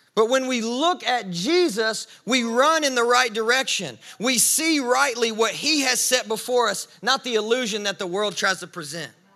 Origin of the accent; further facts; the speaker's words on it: the South, Southern United States, United States; I'm, I'm a Southerner